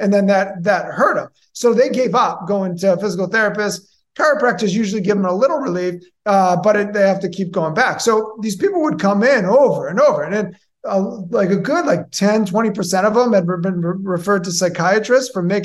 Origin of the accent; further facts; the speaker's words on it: Boston, Massachusetts, United States; moved away as an adult; also born or lived in Tampa Bay area, Florida; now in Tampa, United States; I'm originally from Massachusetts, the Boston area